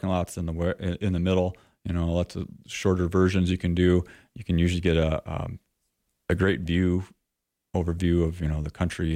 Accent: Eastern Iowa, United States; now in Sheridan, United States; I'm from Eastern Iowa originally

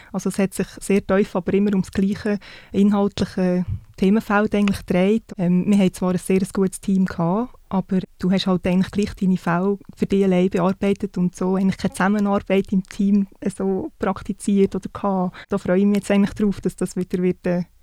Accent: Solothurn, Switzerland; now in Canton of Bern, Switzerland; ich bin 33. Ich bin im Kanton Solothurn aufgewachsen, wohne jetzt aber im Kanton Bern.

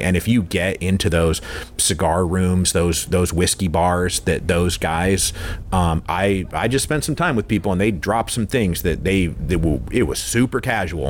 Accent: Redmond, Washington, United States; I'm actually from Redmond, Washington. Like Microsoft was planted in my backyard when I was like 6 years old, and I watched it grow up

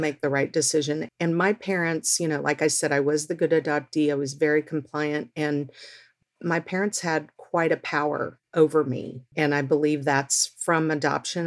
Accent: Texas, United States; now in Seattle, United States; I grew up in Texas

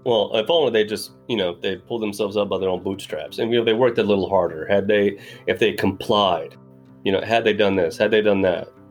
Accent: Greenwood, Arkansas, United States; born and raised in Arkansas, so uh, smack dab in the middle of the Bible Belt

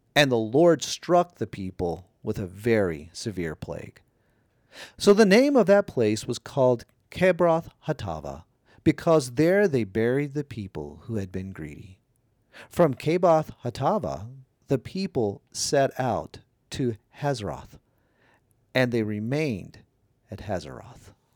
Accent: Louisiana, United States; moved away as an adult; also born or lived in Canada; We need to move back to my home state of Louisiana

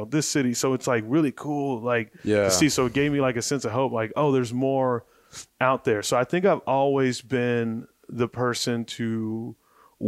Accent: Mesa, Arizona, United States; I grew up in Mesa, Arizona

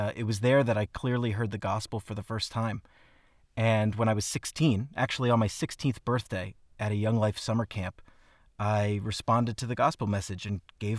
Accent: New Jersey, United States; also born or lived in Philadelphia, United States; I'm originally from Philadelphia, {S2} oh, {S3} and I grew up in Southern New Jersey, so our food pride is very high as well.

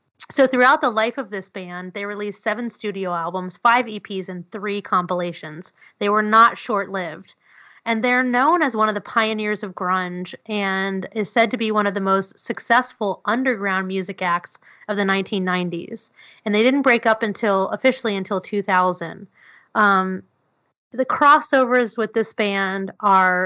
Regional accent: New York City, New York, United States; I grew up in New York City

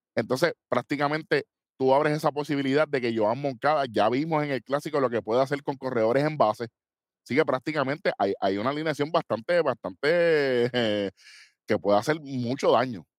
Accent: Puerto Rico; somos puertorriqueños.

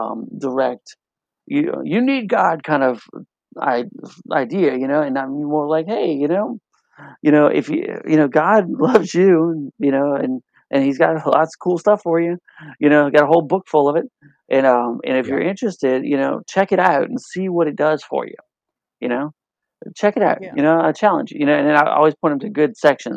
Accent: New Orleans, Louisiana, United States; I'm from New Orleans. You know, we like to eat

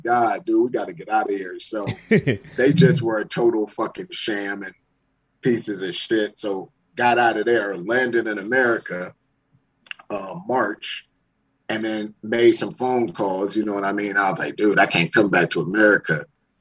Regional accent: United States; also born or lived in Thailand / China; being an American

